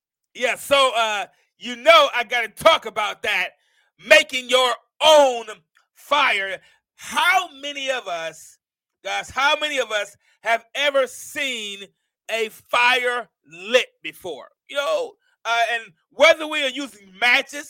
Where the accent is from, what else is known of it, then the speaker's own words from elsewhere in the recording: Mount Vernon, New York, United States; now in Alabama, United States; I'm from Mount Vernon, New York